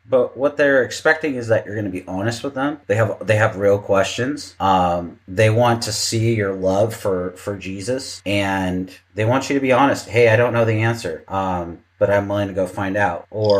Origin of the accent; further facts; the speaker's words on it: Seattle, Washington, United States; moved away; I grew up in Seattle, and when you grow up in Seattle, you're going to talk to a lot of non-Christians. Most of my friends when I lived there were non-Christians.